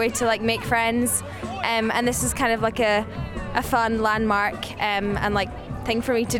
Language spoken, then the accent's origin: English; Scotland, United Kingdom; moved away as an adult; now in Colorado, United States; I'm from Scotland. I came here a couple weeks ago.